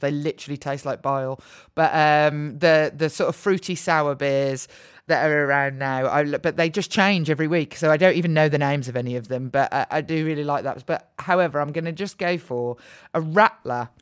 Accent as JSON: {"language": "English", "town": "Birmingham", "region": "West Midlands", "country": "United Kingdom", "tie": "born or raised there", "said": "So I grew up in Birmingham, where I still live"}